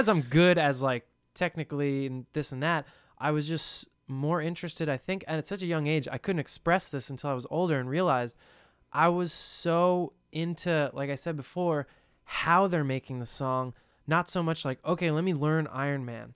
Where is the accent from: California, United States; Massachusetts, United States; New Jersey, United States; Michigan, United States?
New Jersey, United States; we're from New Jersey